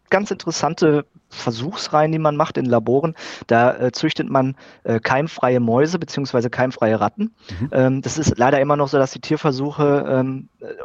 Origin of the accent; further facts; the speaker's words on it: North Rhine-Westphalia, Germany; dann bin ich auf ein kleines Unternehmen im Sauerland, also in meiner Heimat, äh, aufmerksam geworden